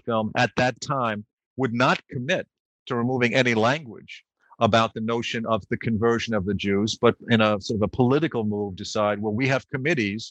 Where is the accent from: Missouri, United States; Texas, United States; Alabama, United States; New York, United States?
New York, United States; I grew up in New York